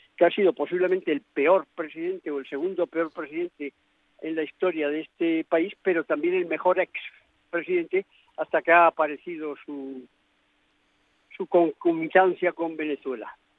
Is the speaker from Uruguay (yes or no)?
no; Spain; yo soy español